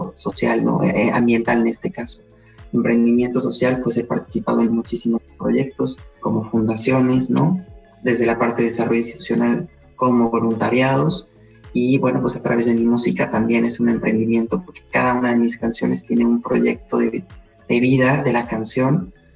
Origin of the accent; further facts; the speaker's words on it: Puebla, Mexico; also born or lived in Spain; soy poblano, soy mexicano y español